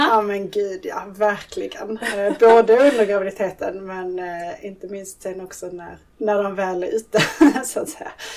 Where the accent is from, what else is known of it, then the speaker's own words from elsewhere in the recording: Skåne, Sweden; now in Stockholm, Sweden; född och uppvuxen i Skåne men bor numera i Stockholm